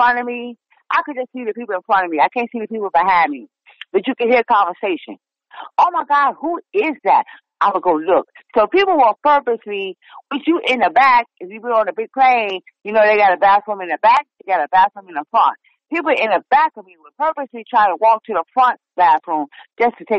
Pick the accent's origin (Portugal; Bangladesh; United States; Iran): United States; New York; We come from New York. We grew up in a melting pot